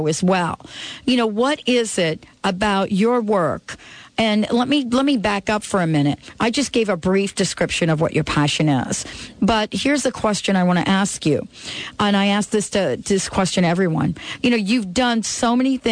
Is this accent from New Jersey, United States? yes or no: yes; New Jersey, United States; I grew up in Jersey where we had one of the first recycle campaigns in the country.